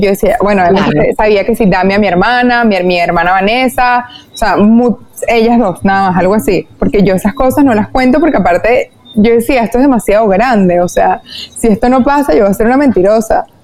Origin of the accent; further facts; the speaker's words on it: Venezuela; also born or lived in New York; en mi país, en Venezuela